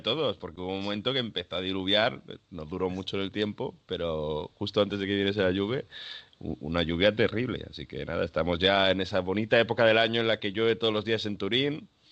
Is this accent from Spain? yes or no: yes; Spain; now in Italy; Los que estamos en España, los que somos de España